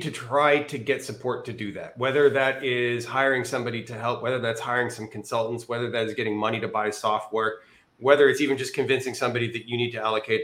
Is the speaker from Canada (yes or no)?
yes; Canada; moved away; also born or lived in Northern Virginia / Austin, Texas; I'm Canadian. I've spent my 25 years in Canada